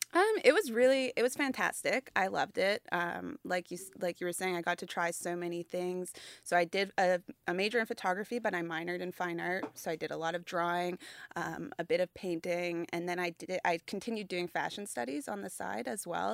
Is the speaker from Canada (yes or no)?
yes; Halifax, Nova Scotia, Canada; I grew up in Halifax